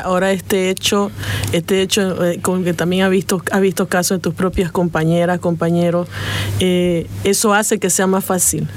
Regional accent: Bolivia; como bolivianos

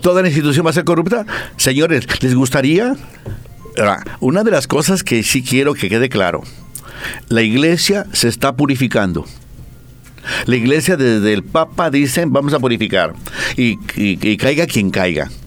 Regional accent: Mexico; now in Bolivia; En mi tierra

